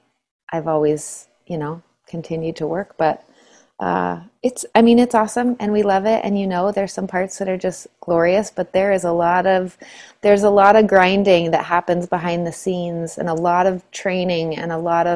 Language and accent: English; Suncrest, Washington, United States; I grew up in a place called Suncrest